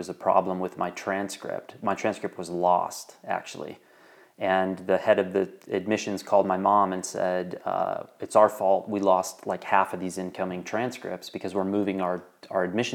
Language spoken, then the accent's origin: English; Wyoming, United States; growing up in Wyoming